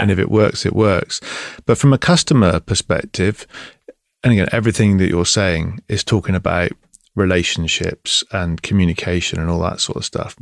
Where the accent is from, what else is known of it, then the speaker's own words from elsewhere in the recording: Bristol, South West England, United Kingdom; now in East Devon, United Kingdom; I'm from Bristol